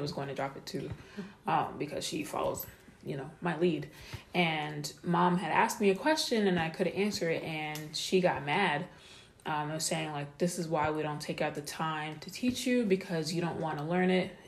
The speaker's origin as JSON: {"language": "English", "country": "United States", "tie": "born or raised there", "said": "I have African background, but I grew up in America."}